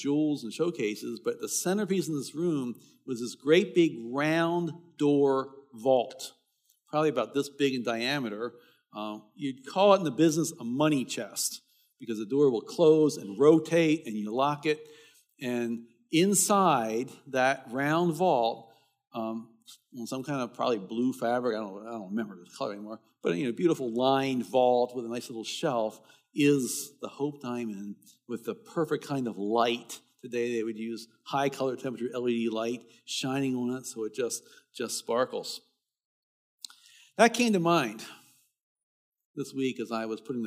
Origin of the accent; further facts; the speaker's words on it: Baltimore, Maryland, United States; I was a teenager, growing up in Baltimore